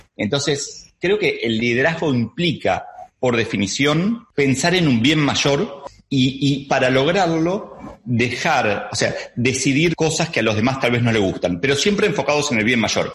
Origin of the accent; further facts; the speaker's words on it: Argentina; ya es evidente que soy argentino